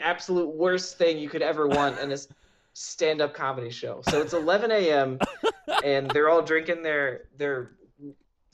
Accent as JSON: {"language": "English", "town": "Columbus", "region": "Ohio", "country": "United States", "tie": "born or raised there", "said": "I grew up in Columbus"}